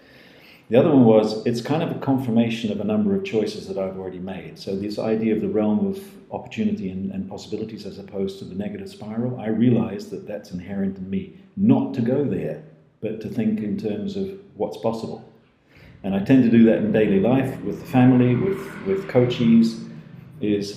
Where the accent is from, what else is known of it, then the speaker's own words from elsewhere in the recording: New Zealand; also born or lived in Scotland; now in Netherlands; I'm a Dutchified Kiwi from Scottish roots, but who had the privilege of growing up in New Zealand.